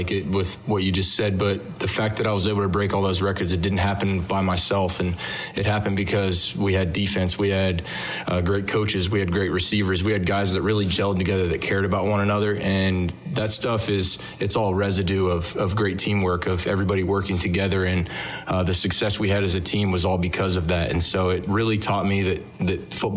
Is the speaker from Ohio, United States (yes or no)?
yes; Waldo, Ohio, United States; moved away; I just grew up eating fried bologna sandwiches, super thick bologna sandwiches is what we're famous for, and just living life growing up Waldo Elementary